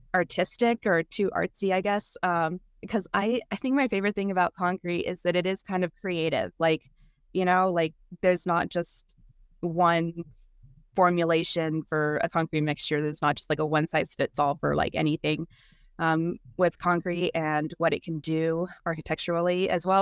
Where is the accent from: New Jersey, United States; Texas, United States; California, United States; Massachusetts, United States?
California, United States; I grew up in California